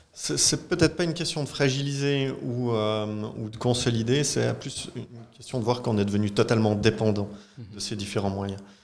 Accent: Marly, Fribourg, Switzerland; je viens de la commune de Marly, dans le canton de Fribourg, où j'ai passé euh, toute mon enfance et ma jeunesse

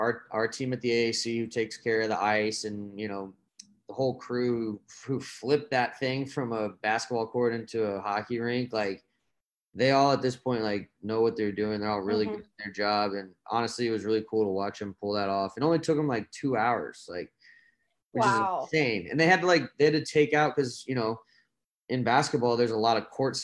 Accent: Dallas, Texas, United States; I'm from Dallas

